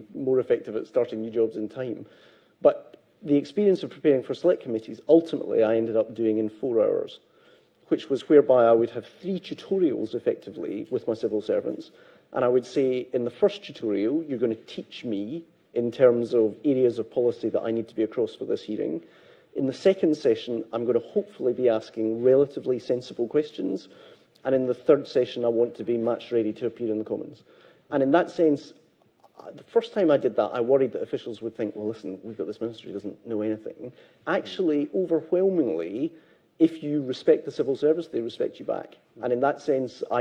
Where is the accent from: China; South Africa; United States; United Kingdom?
United Kingdom; Renfrewshire, Scotland; Growing up in the Scottish manse that I grew up in Renfrewshire